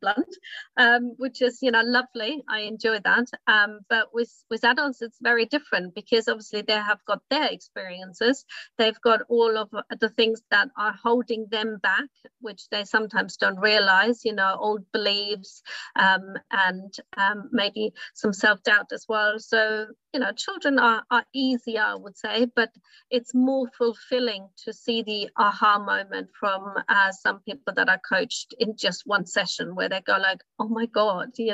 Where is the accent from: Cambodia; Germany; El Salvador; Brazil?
Germany; English is a second language; moved away as an adult; also born or lived in United States / Australia / Japan; now in United Kingdom; my English is not good enough because, you know, I'm not, I grew up in Germany